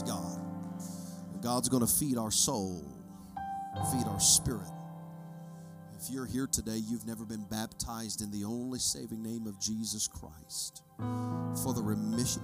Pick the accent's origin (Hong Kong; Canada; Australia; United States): United States; I'm an American